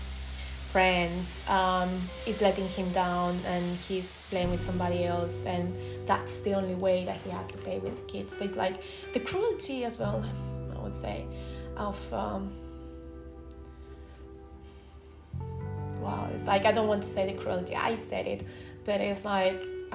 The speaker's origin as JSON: {"language": "English", "town": "Tarragona", "region": "Catalonia", "country": "Spain", "first_language": "Spanish", "second_language": "English", "moved": "yes", "said": "I'm not from the south, I'm from Tarragona, near Barcelona, so I'm from the other side of Spain."}